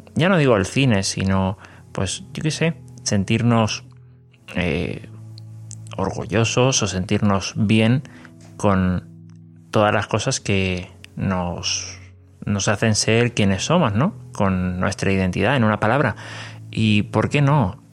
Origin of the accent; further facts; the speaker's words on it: Sacramento, California, United States; Soy de los Estados Unidos, soy de Sacramento, California